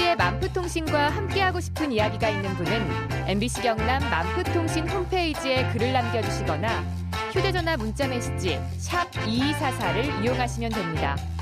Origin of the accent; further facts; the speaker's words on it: Japan; Korean is a second language; now in South Korea; 일본에서 온